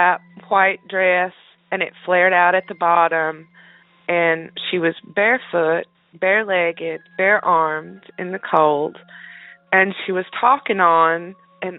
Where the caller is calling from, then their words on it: North Carolina, United States; I'm calling from North Carolina